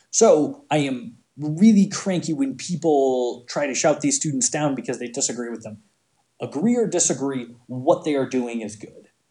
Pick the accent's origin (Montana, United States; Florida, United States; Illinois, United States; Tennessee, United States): Montana, United States; growing up in Montana around a ton of people who had guns